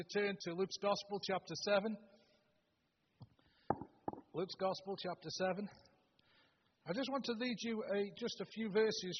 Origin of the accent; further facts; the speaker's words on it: Stoke-on-Trent, West Midlands, United Kingdom; moved away; We're originally from Stoke-on-Trent